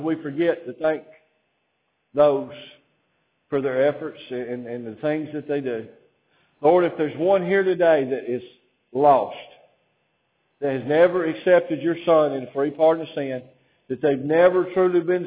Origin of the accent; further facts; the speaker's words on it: Alabama, United States; I didn't choose to be born in Alabama